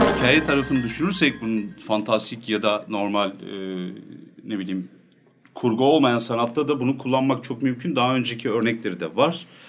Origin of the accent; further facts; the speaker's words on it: Nevşehir, Turkey; ben Nevşehirliyim.